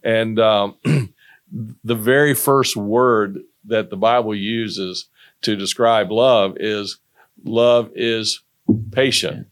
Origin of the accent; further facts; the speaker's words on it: North Carolina, United States; moved away as an adult; also born or lived in Greensboro, North Carolina; now in Irmo, South Carolina, United States; I'm from North Carolina, and I went to N C State